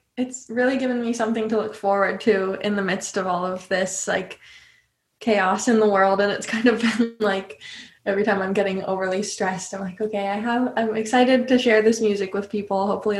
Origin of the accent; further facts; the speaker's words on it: California, United States; So I grew up in California. My dad is from Illinois and his dad played the banjo, my grandpa.